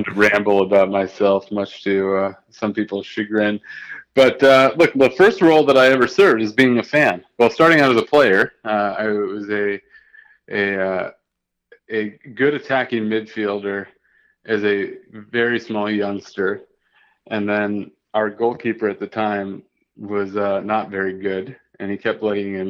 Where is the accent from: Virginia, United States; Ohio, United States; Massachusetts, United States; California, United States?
Ohio, United States; Toledo; I grew up in Toledo, Ohio